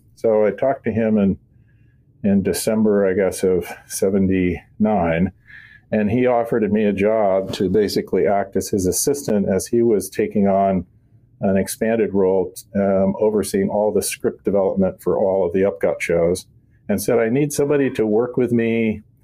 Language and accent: English; Southern California, United States; I'm a Californian, native Californian. Um, grew up in Southern California